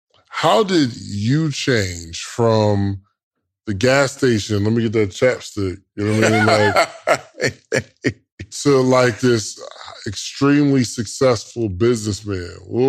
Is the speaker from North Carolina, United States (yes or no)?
no; Willingboro, New Jersey, United States; I'm from Willingboro, New Jersey.